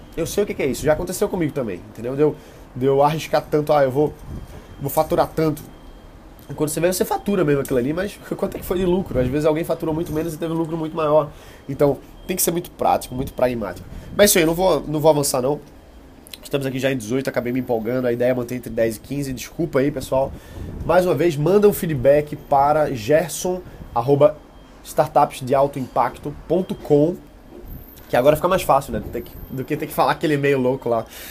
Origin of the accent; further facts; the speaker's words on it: Recife, Pernambuco, Brazil; eu sou de Recife